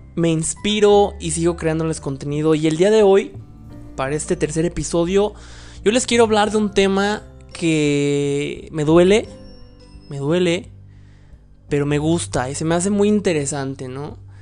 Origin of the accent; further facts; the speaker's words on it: Mexico; soy mexicano